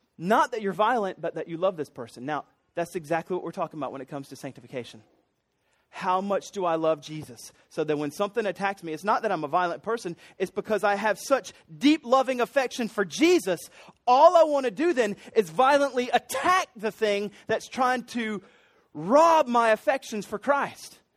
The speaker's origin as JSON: {"language": "English", "town": "Columbia", "region": "South Carolina", "country": "United States", "tie": "born or raised there", "said": "I grew up in Columbia."}